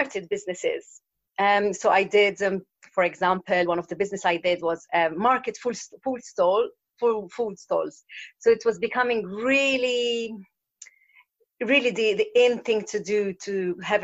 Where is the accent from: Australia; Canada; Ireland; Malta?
Malta; moved away as an adult; also born or lived in London, United Kingdom; I'm from Malta, an island in the Mediterranean, a small island. And I left after university.